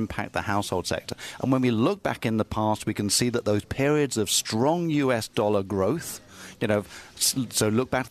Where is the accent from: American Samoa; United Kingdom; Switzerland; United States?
United Kingdom; I'm a Brit.